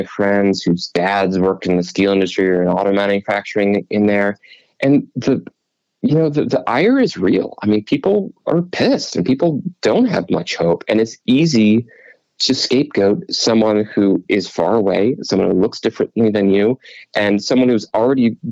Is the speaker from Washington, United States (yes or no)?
no; Cleveland, Ohio, United States; also born or lived in Pittsburgh; I grew up in Cleveland and sort of between Cleveland and Pittsburgh